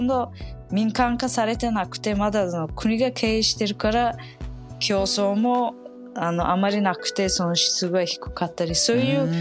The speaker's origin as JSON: {"language": "Japanese", "town": "Samarkand", "region": "Samarqand Region", "country": "Uzbekistan", "tie": "born or raised there", "moved": "yes", "lives_now": "Japan", "said": "生まれ育ったその第二にあの大きなそのサマルカンドの町"}